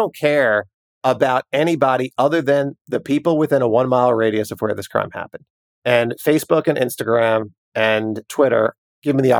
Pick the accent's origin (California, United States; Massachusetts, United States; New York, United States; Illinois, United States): New York, United States; growing up in New York